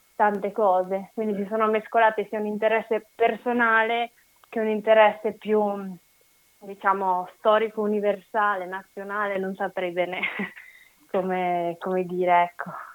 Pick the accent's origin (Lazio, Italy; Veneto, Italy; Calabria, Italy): Veneto, Italy; Legnaro; Legnaro, che è il mio paese d'origine